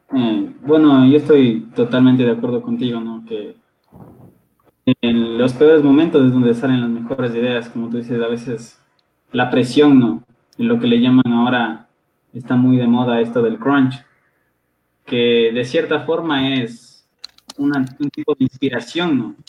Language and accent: Spanish; Quito, Pichincha, Ecuador; soy originario de Quito